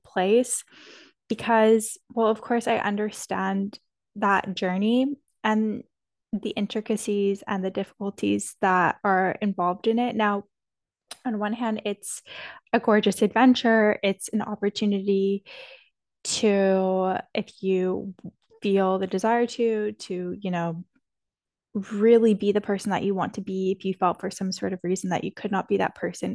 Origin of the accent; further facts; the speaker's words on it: Toronto, Ontario, Canada; moved away; where I grew up in Toronto